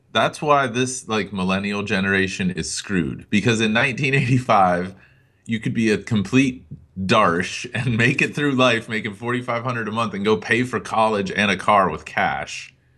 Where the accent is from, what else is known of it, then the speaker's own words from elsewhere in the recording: Greenville, Pennsylvania, United States; my hometown of Greenville, P